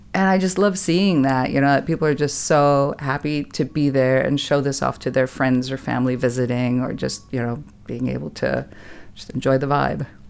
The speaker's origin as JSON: {"language": "English", "country": "Germany", "tie": "born or raised there", "also_born_or_lived": "California", "moved": "as an adult", "lives_now": "Texas, United States", "said": "I was born and raised in Germany"}